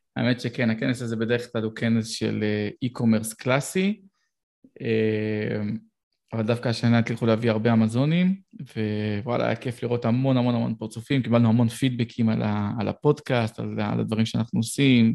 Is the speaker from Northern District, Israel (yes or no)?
no; Petah Tikva, Central District, Israel; גדלתי בפתח תקווה